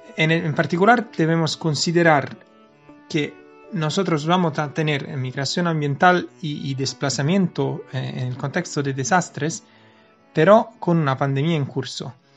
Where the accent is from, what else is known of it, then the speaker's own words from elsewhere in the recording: Naples, Campania, Italy; Yo vengo de Nápoles, estamos cerca del volcán Vesubio